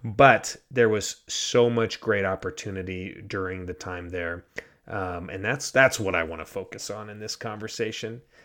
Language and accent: English; United States; moved away as an adult; also born or lived in Ghana; live my life as a, as an American in Ghana.